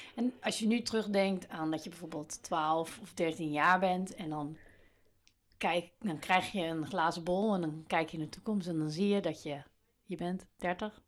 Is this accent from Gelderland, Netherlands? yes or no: no; Baarle-Nassau, North Brabant, Netherlands; moved away; Ik kom uit uit een bijzonder dorp, Palen-Nassau in Brabant, op de grens met België.